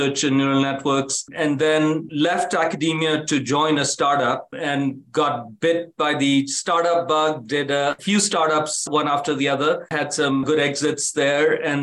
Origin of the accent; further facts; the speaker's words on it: India; moved away as an adult; also born or lived in Africa / Kanpur, India; now in United States; I grew up in India and Africa